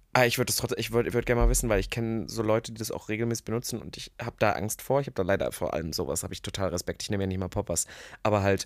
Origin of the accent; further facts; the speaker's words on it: Germany; als Deutscher